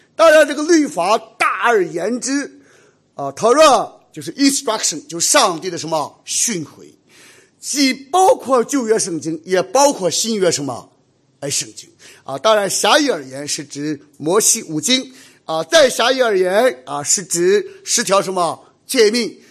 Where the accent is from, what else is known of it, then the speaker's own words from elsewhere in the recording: Shandong, China; moved away; 我们山东人